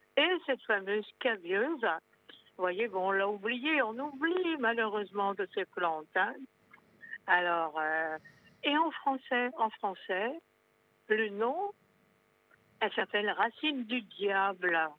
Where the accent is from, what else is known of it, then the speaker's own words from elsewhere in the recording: Corsica, France; chez nous en Corse